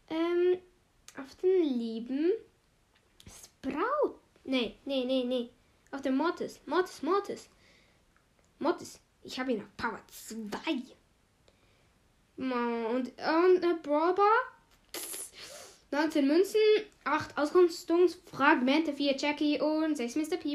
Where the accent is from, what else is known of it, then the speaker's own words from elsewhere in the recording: Switzerland; first language Swiss German; German is a second language; Ich {S0} bin halt Schweizer und dann ist es halt irgendwie so, ja, du machst es auf Schweizerdeutsch, ist deine Leibsprache.